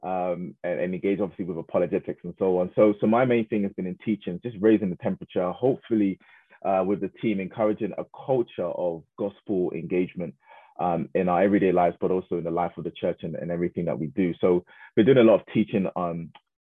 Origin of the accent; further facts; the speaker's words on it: Croydon, London, United Kingdom; I was raised in Croydon most of my life in a place called Thornton Heath